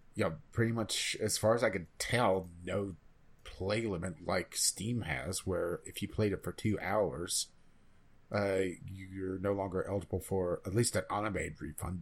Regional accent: West Virginia, United States; my home state

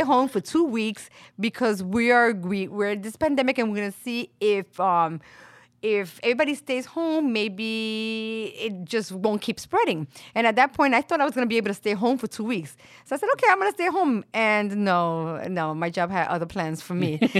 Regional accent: New York City, New York, United States; also born or lived in Puerto Rico (family origin); my family is from Puerto Rico. I was born and raised here in Brooklyn, in Williamsburg

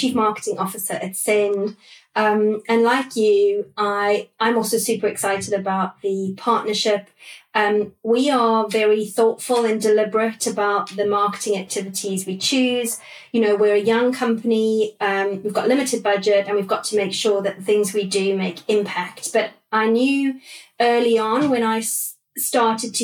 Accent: South Africa; moved away as an adult; also born or lived in London; now in United Kingdom; So when I first came over from South Africa, it was early 2000. I grew up in South Africa

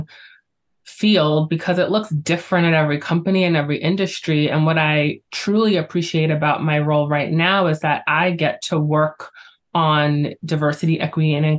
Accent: New York, United States; I am a New Yorker at heart and I'm very proud

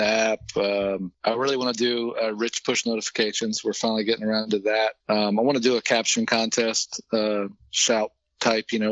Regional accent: Maryland, United States; I was born and raised in Maryland

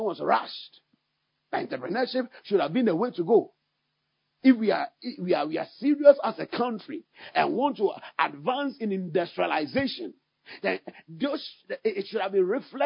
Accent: Ghana; I have to speak as a Ghanaian because God has placed me in Ghana

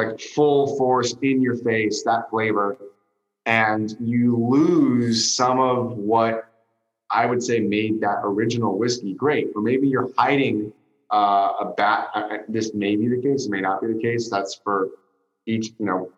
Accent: San Francisco, California, United States; now in Los Angeles, United States; I was born in San Francisco. I live in Los Angeles

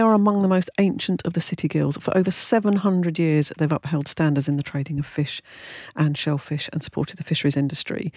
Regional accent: London, United Kingdom; moved away; when I was born in Clapham, which I'm afraid to say was in the early sixties

